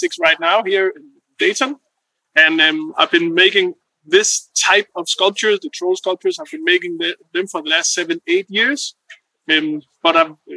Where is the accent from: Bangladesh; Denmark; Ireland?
Denmark; Odense, Southern Denmark; now in Copenhagen, Denmark; I'm from Odense, which is a smaller city around 2 hours from Copenhagen, but now the last 15 years I've been living in Copenhagen.